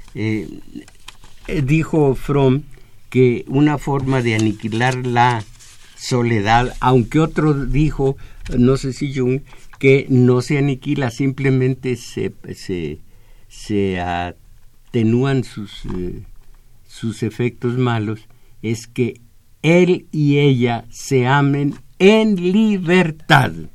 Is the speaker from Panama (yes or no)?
no; Mexico; el mexicano, lo que somos